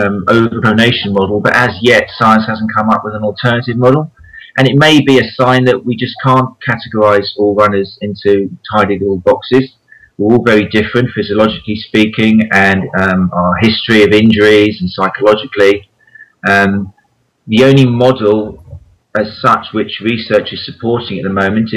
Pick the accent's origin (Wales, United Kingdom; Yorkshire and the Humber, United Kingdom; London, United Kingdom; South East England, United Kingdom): South East England, United Kingdom; Brighton; I'm from Brighton on the south coast, and it's a massive running town